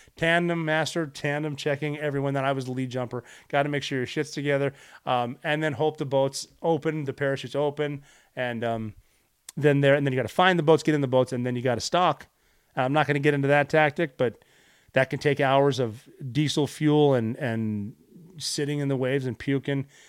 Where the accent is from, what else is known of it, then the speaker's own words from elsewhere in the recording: United States; I am an American